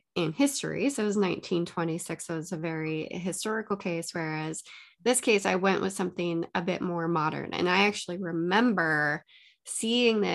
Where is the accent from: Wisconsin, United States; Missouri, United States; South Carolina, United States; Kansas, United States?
Wisconsin, United States; Muskego; Muskego, which is where my hometown is and where I currently live